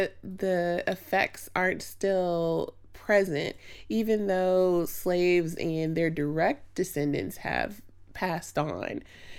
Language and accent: English; Chicago, Illinois, United States; now in Indianapolis, United States; I'm originally from Chicago. We moved to the Indianapolis area in the early 90s and did all of my undergrad here in Indiana University.